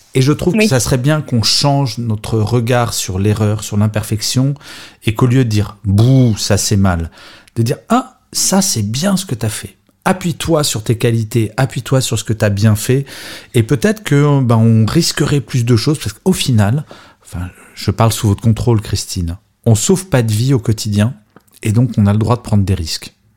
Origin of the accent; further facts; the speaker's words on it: France; je suis français